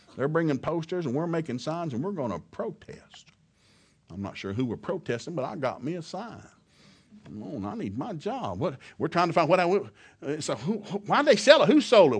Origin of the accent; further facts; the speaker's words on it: the South, United States; Now, I grew up in the South.